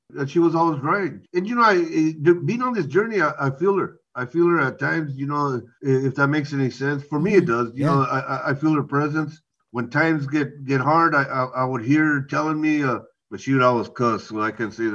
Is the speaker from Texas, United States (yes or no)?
no; Navarro, Orange County, California, United States; I grew up in Navarro, in Orange County.